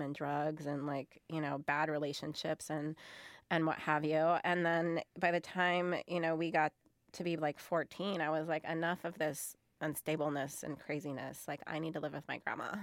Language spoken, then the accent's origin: English; United States; I am an American.